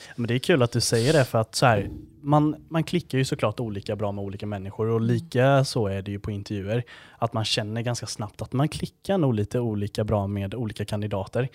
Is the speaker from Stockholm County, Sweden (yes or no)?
no; Gnosjö, Jönköping County, Sweden; moved away as an adult; Född och uppvuxen i Gnosjö